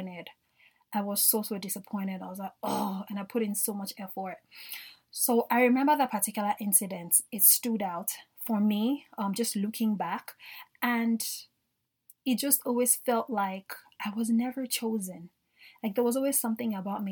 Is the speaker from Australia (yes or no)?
no; Nigeria; I grew up in Nigeria